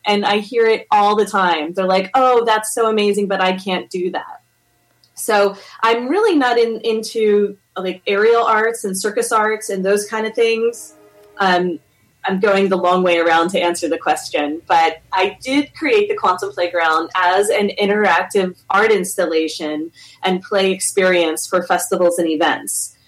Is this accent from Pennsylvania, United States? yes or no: yes; Philadelphia, Pennsylvania, United States; moved away; where I grew up in Philadelphia, it wasn't like very popular to even do yoga or to meditate.